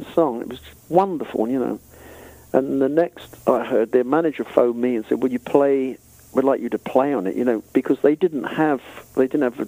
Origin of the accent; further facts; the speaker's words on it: Hertfordshire, East of England, United Kingdom; we came from Hertfordshire as well